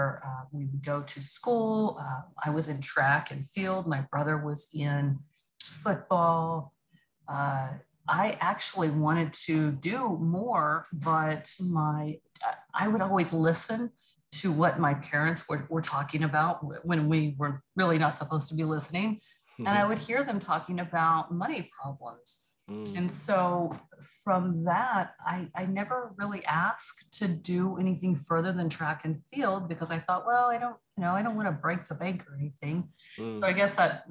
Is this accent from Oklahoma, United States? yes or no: yes; Choctaw, Oklahoma, United States; moved away as an adult; now in Dallas, United States; I grew up in a little bitty town called Choctaw, Oklahoma